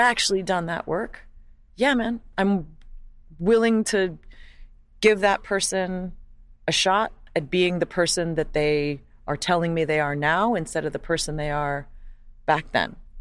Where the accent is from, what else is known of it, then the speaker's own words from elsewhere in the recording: Hawaii, United States; moved away; growing up as a white person in Hawaii is you know you're white